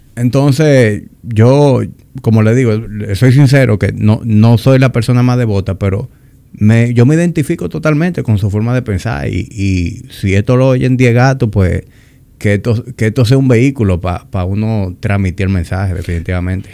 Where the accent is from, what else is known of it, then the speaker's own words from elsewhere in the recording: Dominican Republic; accent: Dominican; yo hablo muy dominicano